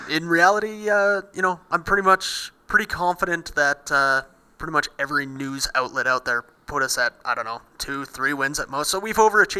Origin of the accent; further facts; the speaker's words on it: Canada; being Canadian, hockey was pretty much an always-watched thing for the family